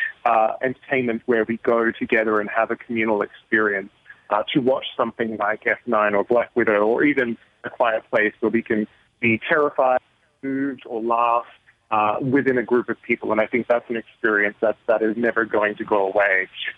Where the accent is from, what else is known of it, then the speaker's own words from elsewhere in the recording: Australia; I'm originally Australian.